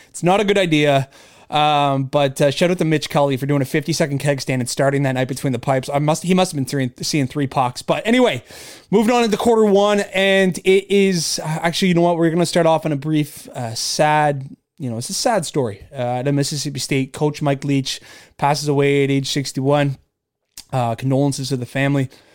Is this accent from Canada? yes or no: yes; Canada; born or raised there